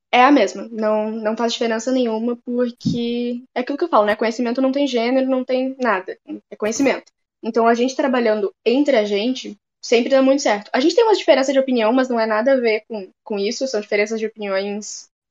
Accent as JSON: {"language": "Portuguese", "region": "Rio de Janeiro", "country": "Brazil", "tie": "born there", "also_born_or_lived": "Bento Gonçalves / Alegrete / Brasília", "moved": "yes", "lives_now": "Porto Alegre, Brazil", "said": "Eu nasci no Rio de Janeiro, do Rio de Janeiro fui morar em Bento Gonçalves. De Bento Gonçalves voltei pro Rio de Janeiro, aí fui para Alegrete depois, fui para Brasília e tô em Porto Alegre desde 2017."}